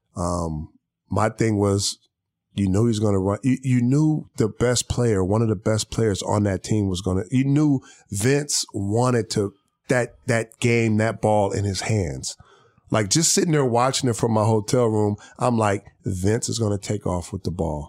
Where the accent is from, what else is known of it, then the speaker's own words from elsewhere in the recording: Long Beach, California, United States; I'm from here. I'm from L